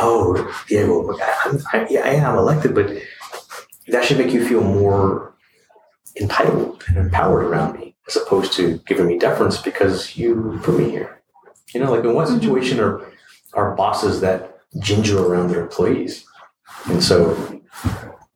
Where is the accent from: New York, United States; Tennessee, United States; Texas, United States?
Texas, United States; San Antonio; also born or lived in Ann Arbor, Michigan / Detroit, Michigan; I came from San Antonio to University of Michigan in Ann Arbor